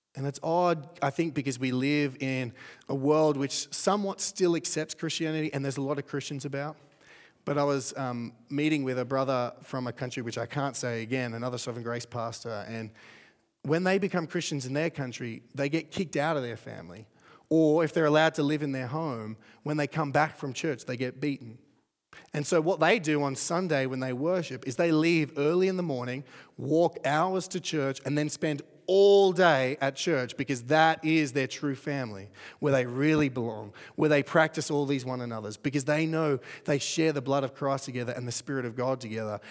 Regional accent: Australia; I'm from Australia too.

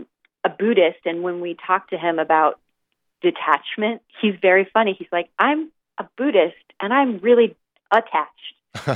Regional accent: St. Louis, Missouri, United States; moved away as an adult; now in New York City, United States; I moved to New York City from the Midwest. I'm mm-hmm. from St. Louis.

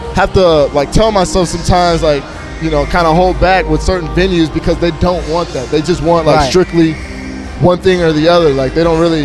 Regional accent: El Paso, Texas, United States; born or raised there; moved away as an adult; also born or lived in Kankakee, Illinois; now in San Diego, United States

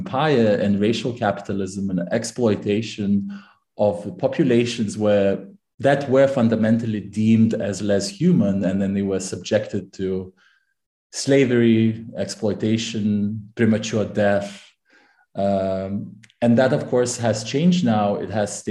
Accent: Lithuania; also born or lived in Manchester, United Kingdom / Cambridge, United Kingdom; now in Amsterdam, Netherlands; I'm originally from Lithuania

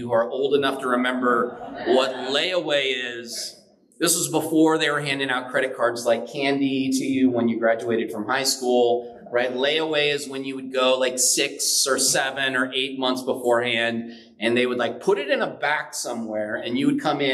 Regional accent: San Bernardino, California, United States; I grew up relatively poor in San Bernardino

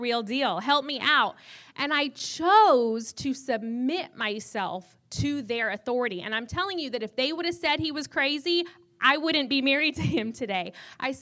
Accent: Reno, Nevada, United States; growing up in Reno

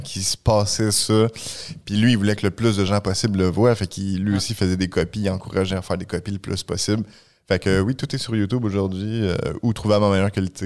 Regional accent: Saint-Jérôme, Quebec, Canada; Saint-Jérôme, mon patelin

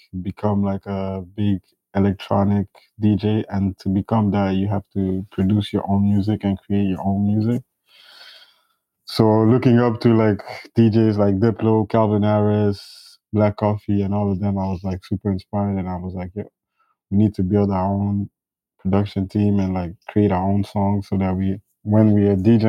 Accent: Ethiopia; I grew up mostly in Ethiopia.

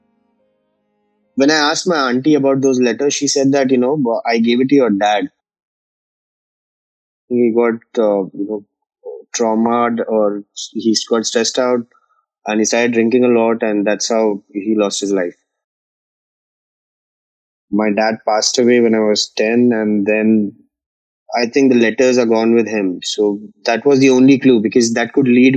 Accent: Mumbai, Maharashtra, India; I was born in 1992 in Bombay, in Borivali

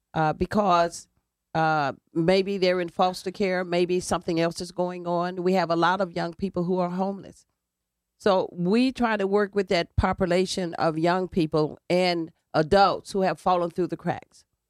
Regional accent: Alabama, United States; also born or lived in Indiana; now in New Haven, United States; I grew up in the segregated South, and I grew up basically around, uh, black people in a black community.

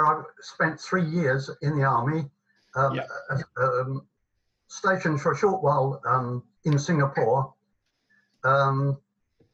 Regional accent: Belvedere, South East England, United Kingdom; born or raised there; also born or lived in Highgate, London / Plumstead, London

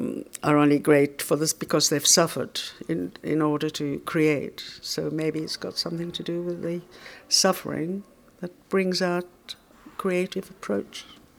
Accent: Australia; I'm Australian

